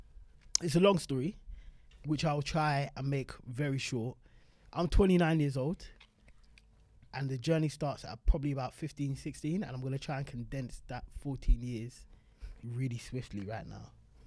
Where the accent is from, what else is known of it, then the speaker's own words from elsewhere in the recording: South London, London, United Kingdom; And I was like, yeah, I'm 13 from South London.